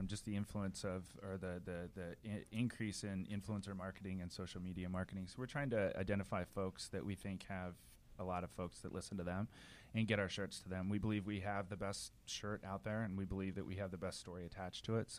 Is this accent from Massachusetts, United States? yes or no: no; Lincoln, Nebraska, United States; growing up in Lincoln, Nebraska, where I had the privilege of being basically adopted by a family out there